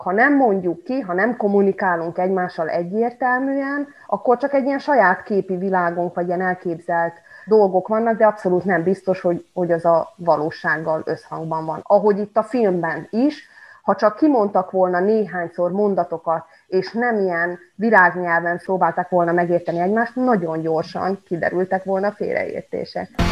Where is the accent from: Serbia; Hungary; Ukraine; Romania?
Serbia; Subotica, Vojvodina; moved away as an adult; now in Kanjiža, Serbia; Magyar Kanizsán élek már tíz éve, de eredetileg egyébként szabadkai vagyok